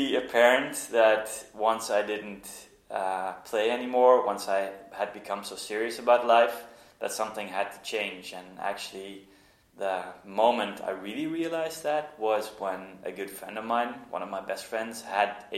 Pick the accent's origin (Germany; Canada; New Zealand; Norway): Norway; moved away; also born or lived in Netherlands; I grew up in Norway. My mom's from there. And we went to vacation a lot when we moved back to the Netherlands.